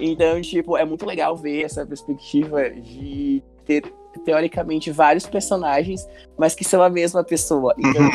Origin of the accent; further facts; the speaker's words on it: Brazil; eu sou brasileiro